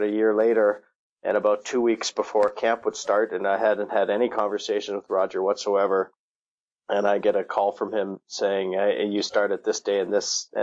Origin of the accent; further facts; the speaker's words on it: Toronto, Ontario, Canada; I grew up in the Toronto area